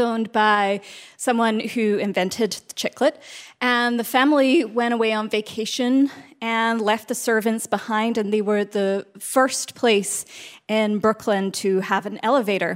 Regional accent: Scotland, United Kingdom; also born or lived in Astoria, New York City; now in New York City, United States; So I grew up in Scotland, and my father was a tour guide. And then I moved to New York City.

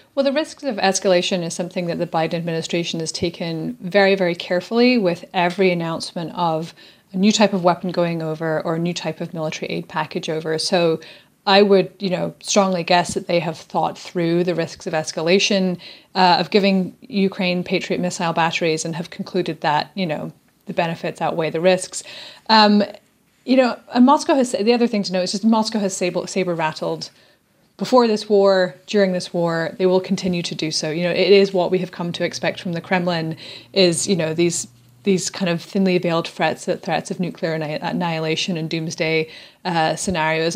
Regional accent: Scotland, United Kingdom; I'm from Scotland

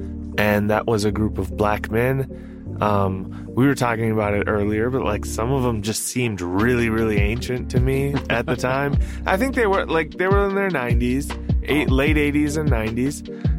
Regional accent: Minneapolis, Minnesota, United States; I was from South Minneapolis

